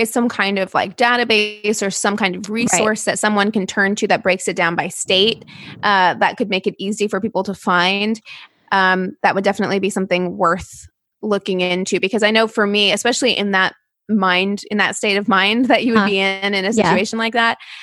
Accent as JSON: {"language": "English", "town": "Springfield", "region": "Missouri", "country": "United States", "tie": "born or raised there", "moved": "yes", "said": "my hometown of Springfield, Missouri"}